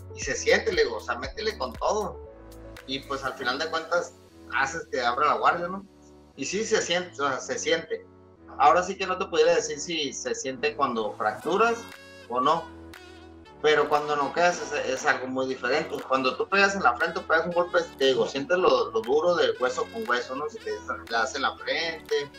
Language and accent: Spanish; Mexico; also born or lived in La Paz